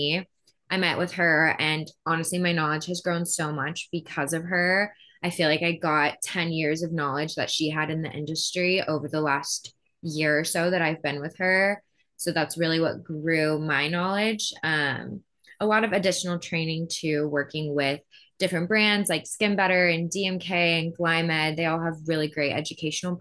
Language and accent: English; Plano, Texas, United States; now in Austin, United States; I grew up in Plano, Texas, but I live in Austin now.